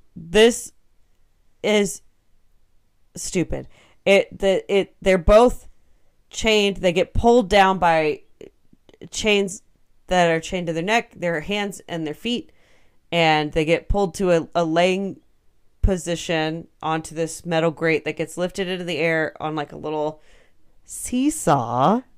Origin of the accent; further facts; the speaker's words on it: United States; I'm American